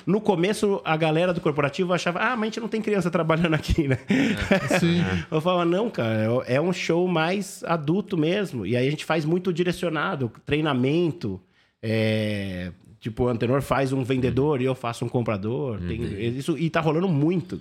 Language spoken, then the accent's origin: Portuguese; Brazil; sou do Brasil